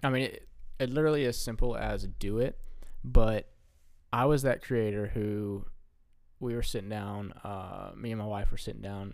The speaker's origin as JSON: {"language": "English", "region": "Alabama", "country": "United States", "said": "we're from Alabama, so we don't see snow a lot"}